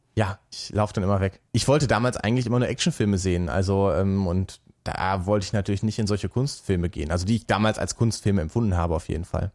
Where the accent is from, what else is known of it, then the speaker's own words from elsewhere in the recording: Altenberge, North Rhine-Westphalia, Germany; Ich bin ja gebürtiger Münsterländer, komme aus dem schönen Ort Altenberge